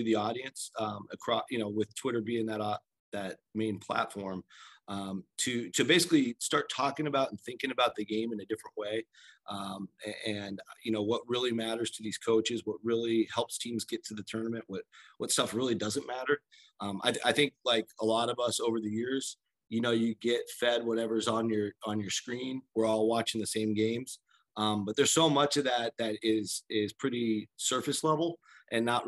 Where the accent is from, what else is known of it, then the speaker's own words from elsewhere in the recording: Seattle, Washington, United States; growing up in Seattle